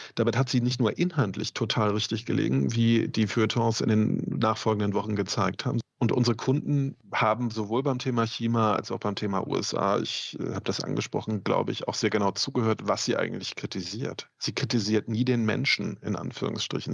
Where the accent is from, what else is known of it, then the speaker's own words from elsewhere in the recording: Mecklenburg-Vorpommern, Germany; ich bin selber aus Ostdeutschland, ähm, komme aus Mecklenburg